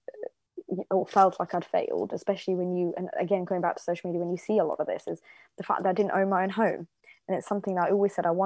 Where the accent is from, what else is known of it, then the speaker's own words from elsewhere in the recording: Bedworth, West Midlands, United Kingdom; also born or lived in Germany / Nottingham / Oxford; I was born and brought up in Germany, but I moved to Bedworth when I was 9